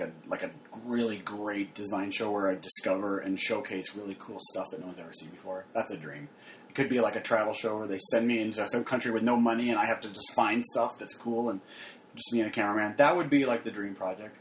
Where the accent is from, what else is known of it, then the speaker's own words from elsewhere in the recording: Phoenix, Arizona, United States; I grew up in Arizona.